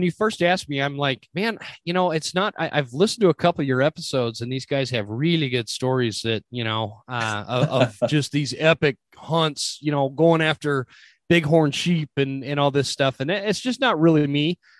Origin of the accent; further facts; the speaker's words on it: Utah, United States; moved away as an adult; now in North Idaho, United States; I grew up in Utah, left Utah in 1999 for the military. And after the military, I came up to North Idaho. And with the exception of a few years back down in Utah for a job I took, I've been up in North Idaho ever since